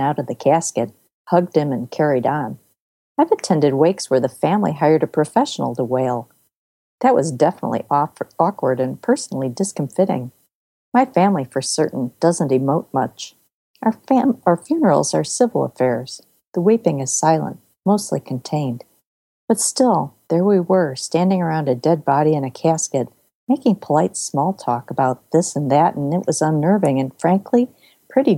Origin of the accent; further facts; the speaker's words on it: Elmhurst, Illinois, United States; I grew up in Elmhurst, Illinois